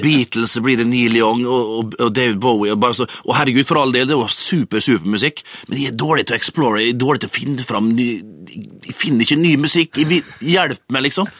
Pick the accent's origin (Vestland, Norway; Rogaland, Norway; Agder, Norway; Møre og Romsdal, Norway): Møre og Romsdal, Norway; Vestnes; gutterommet hjemme på Vestnes